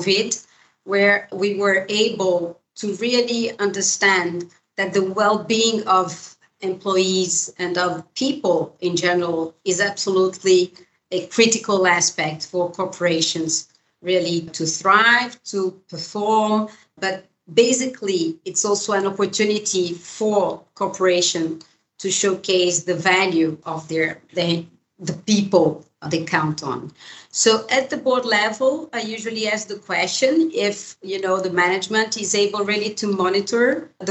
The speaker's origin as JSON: {"language": "English", "country": "Brazil", "said": "in Brazil, my home country"}